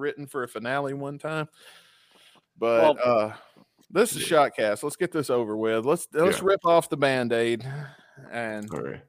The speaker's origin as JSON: {"language": "English", "town": "Tupelo", "region": "Mississippi", "country": "United States", "said": "we're from there, so we're from Tupelo."}